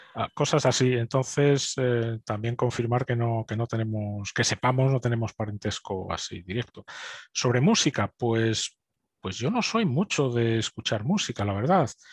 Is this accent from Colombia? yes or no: no; Spain; moved away as an adult; also born or lived in Munich, Germany; now in United Kingdom; como españoles